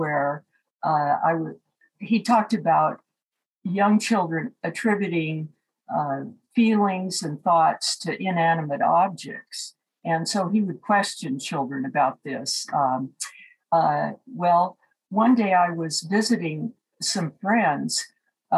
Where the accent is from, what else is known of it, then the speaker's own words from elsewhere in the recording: Seattle, Washington, United States; moved away as an adult; also born or lived in San Francisco; I grew up in Seattle, Washington, and attended the University of Washington as an undergraduate